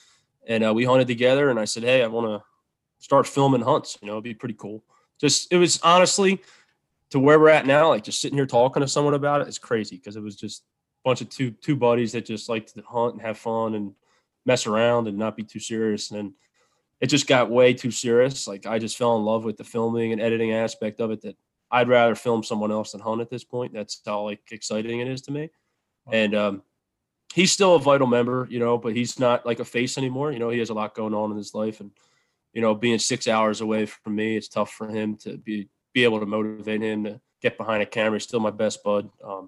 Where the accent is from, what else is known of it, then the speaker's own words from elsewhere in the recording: Philadelphia, Pennsylvania, United States; I'm originally from Philly, so I used to go to Lancaster Archery Supply all the time.